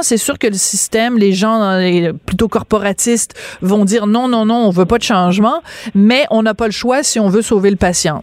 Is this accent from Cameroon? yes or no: no; France; now in Quebec, Canada; j'allais à la maternelle trois ans parce que je suis née en France